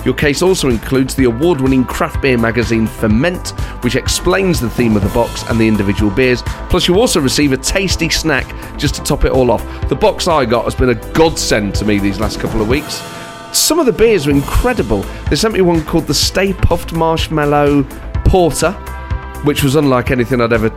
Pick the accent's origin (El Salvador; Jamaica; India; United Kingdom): United Kingdom; Nottingham, East Midlands; accent: Nottingham; my Nottingham accent